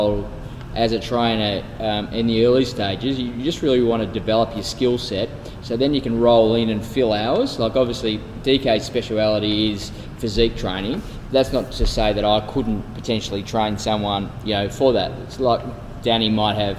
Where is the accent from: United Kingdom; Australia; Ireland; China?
Australia; Melbourne, Victoria; I was born in Melbourne.